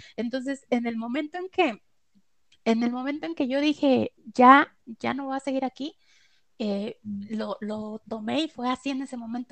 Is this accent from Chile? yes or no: no; Puebla, Mexico; moved away as an adult; now in Mexico City, Mexico; yo soy de Puebla, estuve trabajando en este corporativo que te digo, cuando me vengo a Ciudad de México